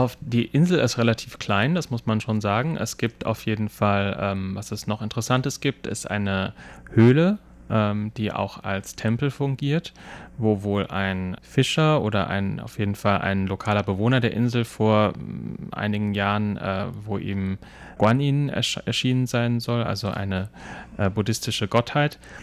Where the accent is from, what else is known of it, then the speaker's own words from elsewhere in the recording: Germany; now in Taiwan; bei uns in Deutschland